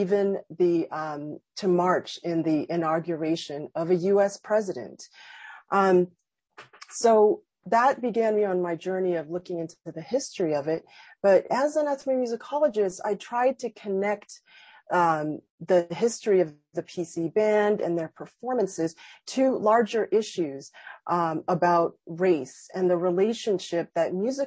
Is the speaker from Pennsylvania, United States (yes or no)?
no; Boston, Massachusetts, United States; when I was a teenager growing up in Boston, Massachusetts